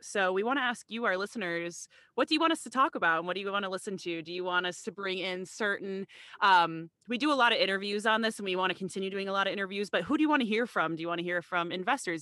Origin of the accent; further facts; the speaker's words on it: Chicago, Illinois, United States; moved away as an adult; also born or lived in Rhode Island; I'm not from the New England or Rhode Island area at all, I'm from the Chicagoland area, and I actually came out to Rhode Island to go to college